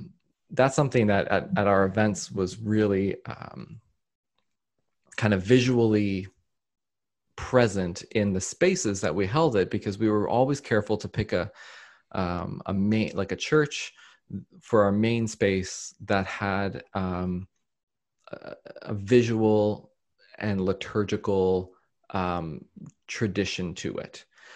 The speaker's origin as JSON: {"language": "English", "country": "Australia", "also_born_or_lived": "Canada", "said": "So so as an Australian and a Canadian"}